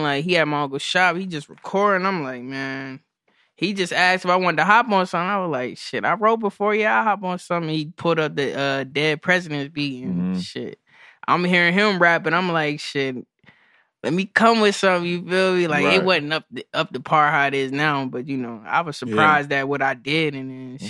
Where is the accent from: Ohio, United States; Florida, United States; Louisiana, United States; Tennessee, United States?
Tennessee, United States; Clarksville; I'm from like a lot of places. I'm from Clarksville, Tennessee, originally.